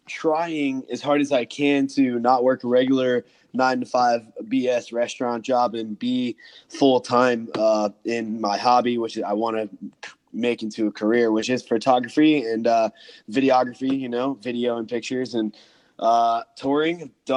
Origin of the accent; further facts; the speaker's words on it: Jacksonville, Florida, United States; also born or lived in New York City / Orlando; I moved from where I grew up in Jacksonville, Florida, to New York City. I lived there for a little while, and then I just moved back to Florida in Orlando.